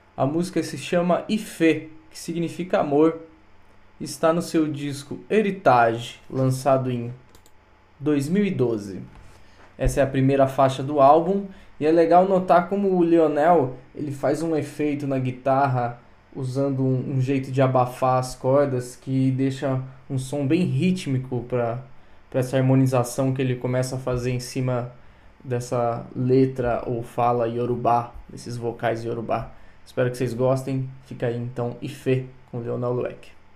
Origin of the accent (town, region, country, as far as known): Brazil